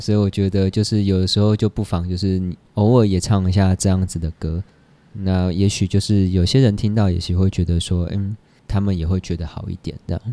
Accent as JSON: {"language": "Chinese", "region": "Taipei", "country": "Taiwan", "tie": "born or raised there", "said": "我就在台北出生，长大念书这样，因为他们上来台北创业"}